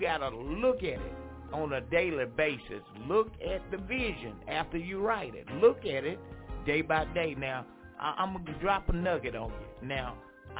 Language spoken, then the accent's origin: English; Franklinton, North Carolina, United States; moved away; my hometown, Franklinton, North Carolina.